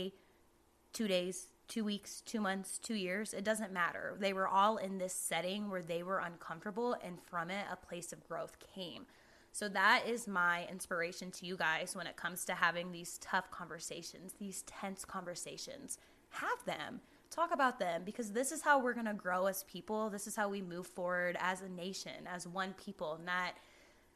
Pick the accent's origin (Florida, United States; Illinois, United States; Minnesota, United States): Florida, United States; Jacksonville; moved away; I'm from Jacksonville